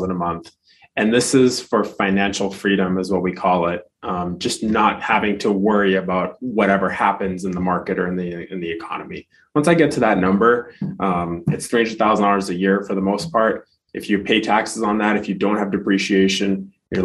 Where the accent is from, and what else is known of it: Boston, Massachusetts, United States; born or raised there; moved away as an adult; also born or lived in Baku, Azerbaijan / Moscow, Russia; now in Arizona, United States